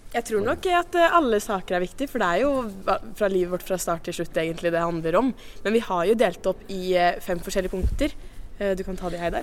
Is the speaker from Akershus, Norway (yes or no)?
no; Sandefjord, Vestfold, Norway; fra Sandefjord i nye Vestfold fylke